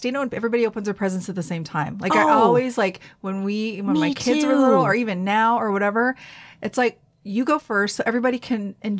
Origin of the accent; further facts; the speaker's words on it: the South, United States; moved away; I grew up in the South